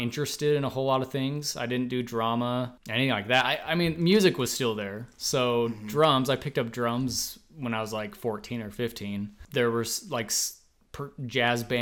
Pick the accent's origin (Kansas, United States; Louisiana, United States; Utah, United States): Utah, United States; Leeds; now in St. George, United States; growing up in Leeds